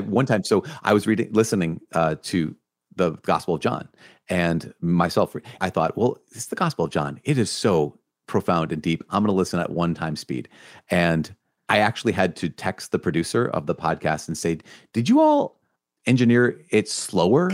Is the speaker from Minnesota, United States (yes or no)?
yes; Minnesota, United States; I'm from Minnesota